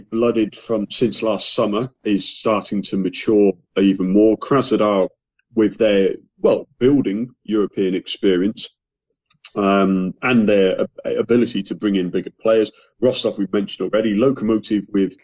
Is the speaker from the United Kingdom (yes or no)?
yes; England, United Kingdom; as an Englishman